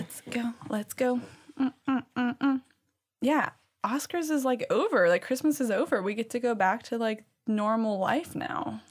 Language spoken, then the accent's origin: English; Cajun country, Louisiana, United States; I'm from Cajun land